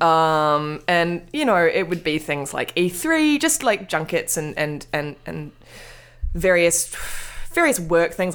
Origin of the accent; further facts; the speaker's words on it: Wellington, New Zealand; moved away; I'm from Wellington